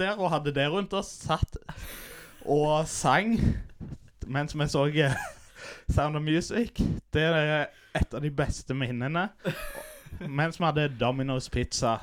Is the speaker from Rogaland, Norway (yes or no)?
yes; Stavanger, Rogaland, Norway; also born or lived in Vancouver, Canada; Jeg er født og oppvokst på Hundvåg